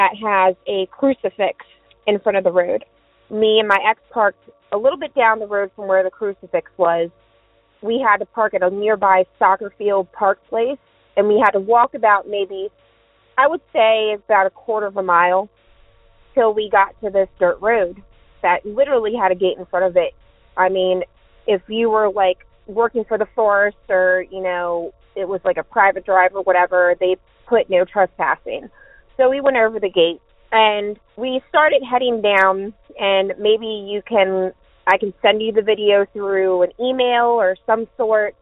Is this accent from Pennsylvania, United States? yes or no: no; Maryland, United States; also born or lived in Southern Virginia; now in Virginia, United States; I'm originally from Maryland. Now I live in Southern Virginia